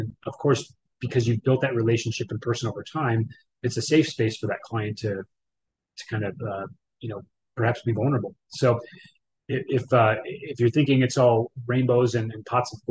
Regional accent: Wisconsin, United States; moved away as an adult; I'm from Wisconsin originally for the 30 years out of my 39 years of my life

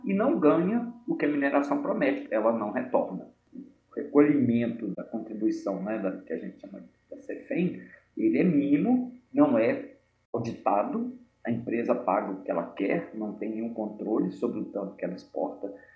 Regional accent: Mariana, Minas Gerais, Brazil; moved away as an adult; now in Belo Horizonte, Brazil; Embora eu não tenha nascido, eu passei a maior parte da minha vida em Mariana, na minha infância, adolescência e início da idade adulta.

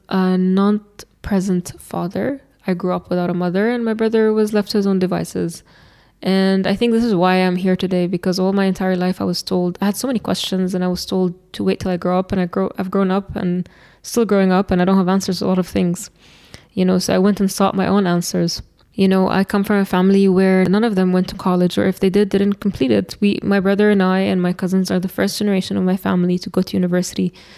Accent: Eastern Province, Saudi Arabia; moved away as an adult; I am from Shargiyah, which is the eastern province in Saudi

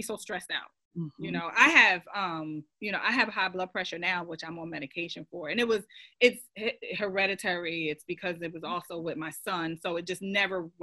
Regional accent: New Jersey, United States; moved away as an adult; now in Rock Hill, United States; I live in Rock Hill, South Carolina currently, but I'm a transplant from New Jersey, born and raised

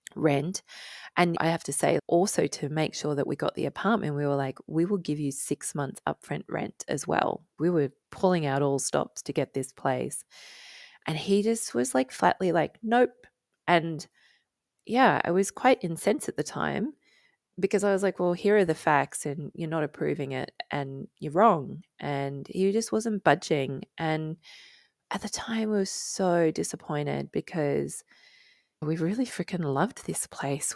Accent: Australia; now in United Kingdom; as an Australian

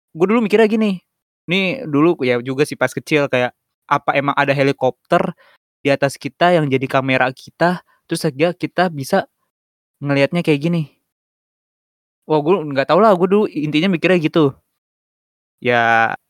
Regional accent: East Jakarta, Jakarta, Indonesia; Jakarta Timur silakan cari saya saya anak Palurah btw

